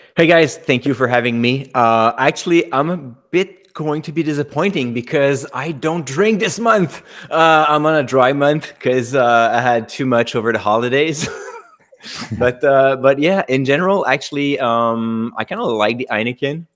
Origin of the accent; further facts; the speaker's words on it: Canada; accent: French Canadian; I'm French Canadian by the accent